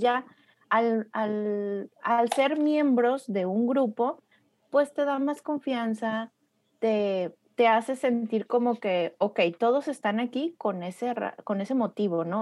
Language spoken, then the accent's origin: Spanish; Torreón, Coahuila, Mexico; moved away as an adult; now in United States; Torreón, que es mi, mi, mi ciudad natal y orgullosamente lagunera